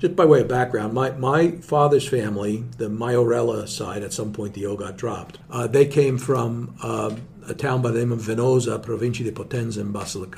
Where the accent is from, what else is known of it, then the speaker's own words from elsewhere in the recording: Nutley, New Jersey, United States; I grew up in Nutley with my mother's side of the family, which was Calabrese. My grandfather, who was the only grandparent that I really knew, my mother's father, came from Acre, Provincia di Cosenza